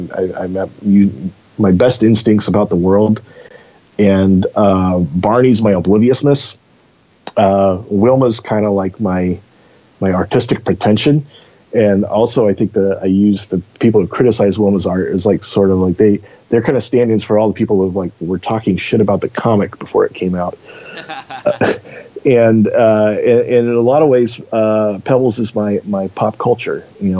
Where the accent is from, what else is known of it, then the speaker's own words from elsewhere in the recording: Eugene, Oregon, United States; Yeah, to me, you know, growing up in Eugene, Portland was always the big city.